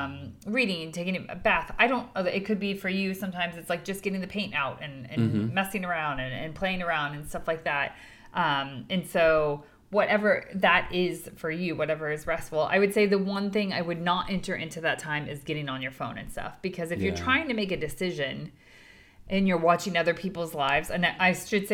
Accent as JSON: {"language": "English", "country": "United States", "said": "we're coming from the American perspective"}